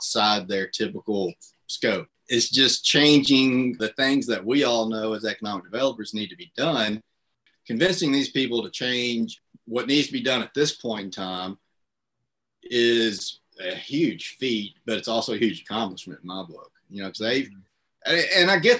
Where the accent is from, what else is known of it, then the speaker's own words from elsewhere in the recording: Marianna, Arkansas, United States; moved away; I'm from Marianna. It's one of the areas we serve, and that's where we moved back to live